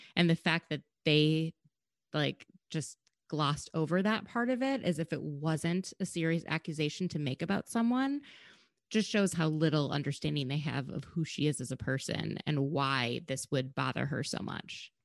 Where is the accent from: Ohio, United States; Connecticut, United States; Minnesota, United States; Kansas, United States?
Minnesota, United States; I'm from Minnesota